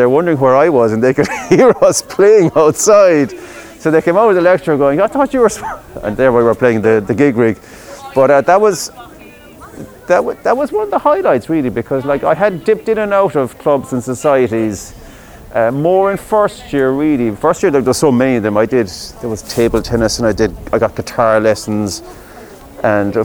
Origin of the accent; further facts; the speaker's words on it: Midleton, Munster, Ireland; I'm from Middleton originally